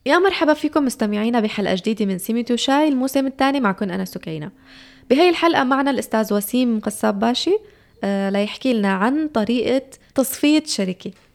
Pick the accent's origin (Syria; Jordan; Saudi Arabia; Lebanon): Syria; now in Turkey